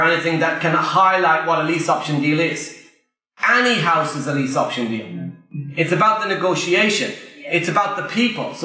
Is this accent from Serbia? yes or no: no; Ireland; I'm Irish, English is my second language